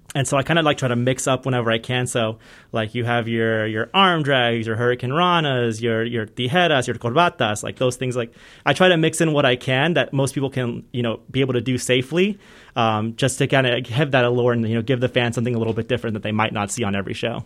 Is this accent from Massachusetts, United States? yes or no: no; Southern California, United States; moved away as an adult; also born or lived in San Fernando Valley / Palmdale; now in Ohio, United States; I grew up in Southern California, so, uh, between the San Fernando Valley and, like, the North Ridge Panorama City area and then the desert, um, so up near Palmdale